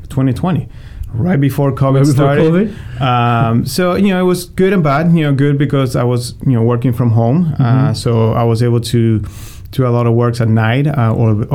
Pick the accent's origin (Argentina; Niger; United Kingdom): Argentina; moved away as an adult; now in St. Louis, United States; Born and raised in Argentina. I came here when I was 19.